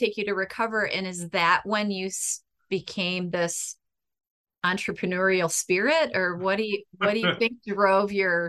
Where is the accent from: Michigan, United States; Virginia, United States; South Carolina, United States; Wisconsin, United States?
Michigan, United States; I'm from Michigan. We don't have any mountains here